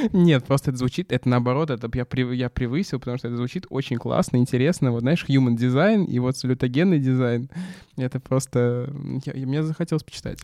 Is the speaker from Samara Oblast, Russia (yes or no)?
yes; Samara, Samara Oblast, Russia; Я из Самары